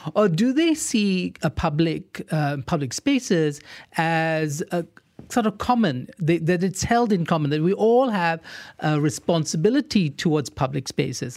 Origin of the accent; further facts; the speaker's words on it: Singapore; now in Malaysia; I grew up in Singapore